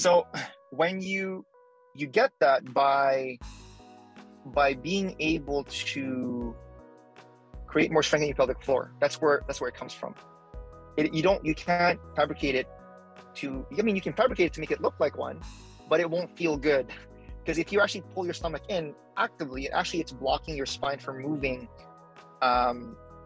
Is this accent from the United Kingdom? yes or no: no; Philippines; now in Canada; I'm Filipino, I'm an immigrant